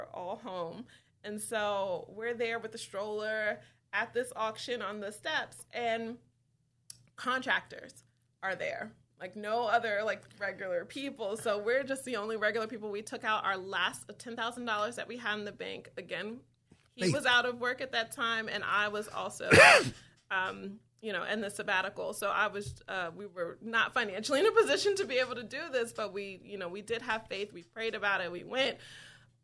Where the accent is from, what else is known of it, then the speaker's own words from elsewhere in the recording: Wyandanch, New York, United States; my house is that I grew up in Wyandanch